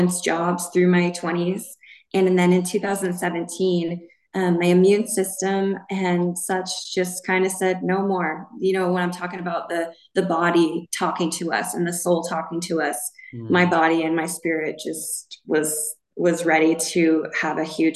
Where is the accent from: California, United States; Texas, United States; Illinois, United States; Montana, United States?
Montana, United States; And I was raised in Montana.